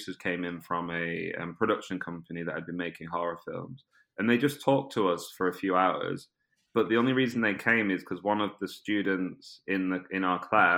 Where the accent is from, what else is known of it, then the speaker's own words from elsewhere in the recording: Preston, North West England, United Kingdom; accent: British; moved away as an adult; also born or lived in Brazil; now in London, United Kingdom; my hometown in Preston near Manchester